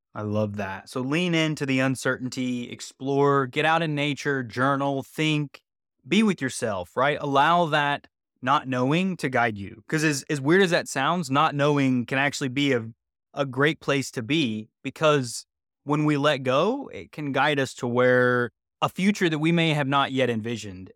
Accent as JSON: {"language": "English", "region": "West Virginia", "country": "United States", "also_born_or_lived": "Los Angeles", "moved": "yes", "said": "I'm from West Virginia originally"}